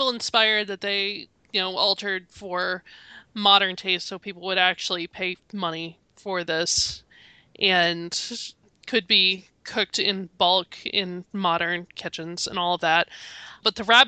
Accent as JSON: {"language": "English", "country": "United States", "said": "being an American"}